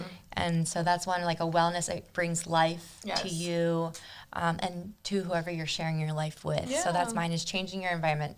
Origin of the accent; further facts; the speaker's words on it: Palm Beach County, Florida, United States; also born or lived in Argentina; But I moved here from Argentina when I was 3. Mm-hmm. And then I've lived here in Palm Beach County area my whole life.